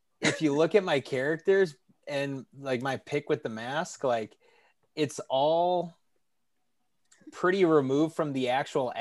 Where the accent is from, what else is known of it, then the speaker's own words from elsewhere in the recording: Tennessee, United States; I lived next to a Hooters in Tennessee